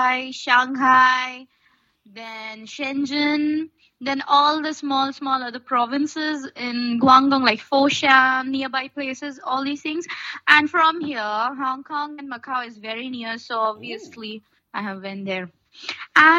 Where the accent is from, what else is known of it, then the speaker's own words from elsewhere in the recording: Kolkata, West Bengal, India; first language Bengali; English is a second language; moved away as an adult; also born or lived in Delhi; now in China; my hometown right there in Kolkata